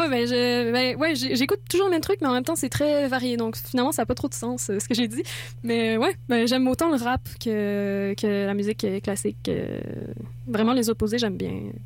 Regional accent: France; moved away; je suis française

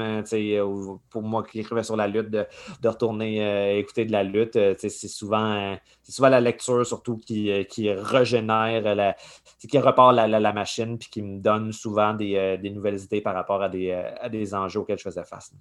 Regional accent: Saint-Eustache, Quebec, Canada; je viens de Saint-Eustache, sur la rive nord

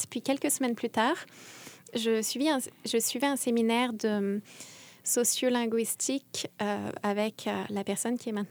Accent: France; now in Montreal, Canada; Et comme je suis française, il s'est mis à me parler des Français de Montréal

